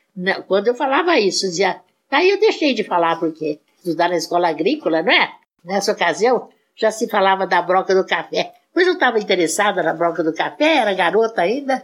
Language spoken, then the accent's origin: Portuguese; Mineiros do Tietê, São Paulo, Brazil; eu só nasci lá e passei um tempo da infância.